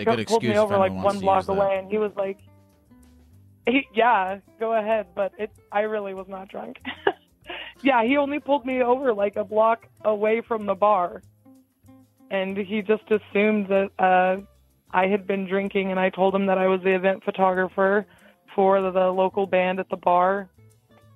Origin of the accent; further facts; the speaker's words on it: Kansas, United States; I'm from Kansas